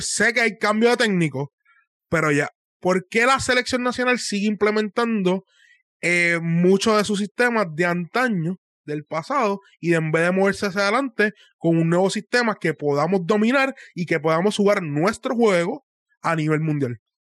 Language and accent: Spanish; Puerto Rico; moved away; yo soy puertorriqueño